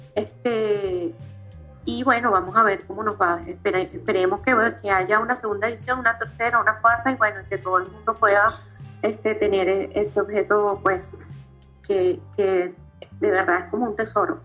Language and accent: Spanish; Caracas, Capital District, Venezuela; yo soy, bueno, nací en Katia